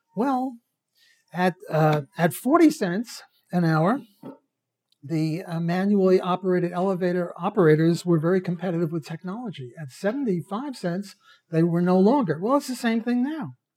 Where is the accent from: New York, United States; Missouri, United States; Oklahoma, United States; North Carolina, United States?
New York, United States; New York City; moved away; When I was a kid, I'm Jewish from Brooklyn